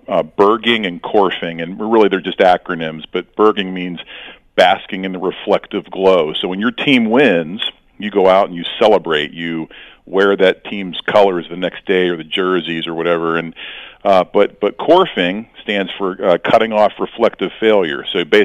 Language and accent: English; Youngstown, Ohio, United States; I'm from Youngstown, Ohio